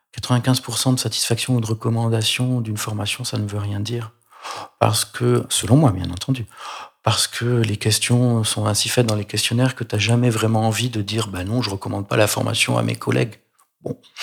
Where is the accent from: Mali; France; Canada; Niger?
France; Provence-Alpes-Côte d'Azur; Je suis provençal, comme mon nom l'indique peut-être